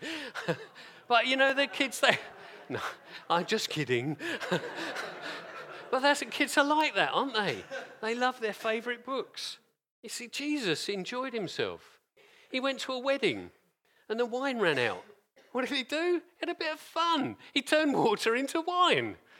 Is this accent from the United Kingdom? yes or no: yes; England, United Kingdom; I'm English. I was born in England of English parents.